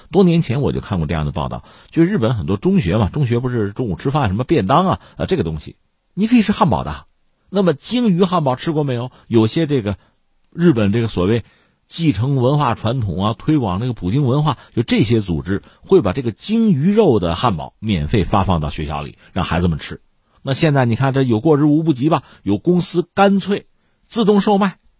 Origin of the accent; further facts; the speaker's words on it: China; 虽然我们是中国人啊